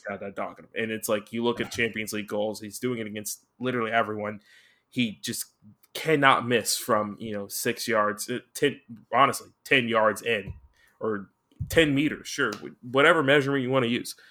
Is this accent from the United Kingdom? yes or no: no; United States; I'm American.